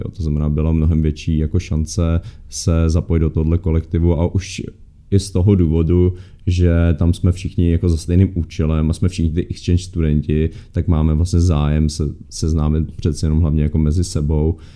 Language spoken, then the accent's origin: Czech; Czechia; A já tam byl jako Čech, no.